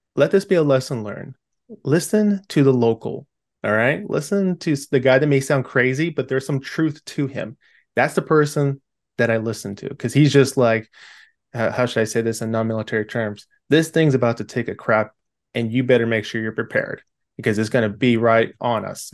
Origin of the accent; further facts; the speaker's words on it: California, United States; I'm from California